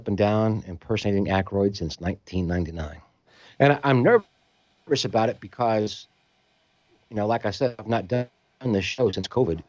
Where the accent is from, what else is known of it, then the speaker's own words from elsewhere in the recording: Memphis, Tennessee, United States; moved away as an adult; also born or lived in Las Vegas; I'm from Memphis